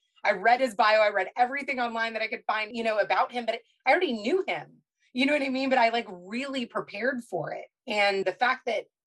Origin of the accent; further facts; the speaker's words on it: Kentucky, United States; I'm from Kentucky. So I knew a lot of my great grandparents and I was raised by my grandparents as well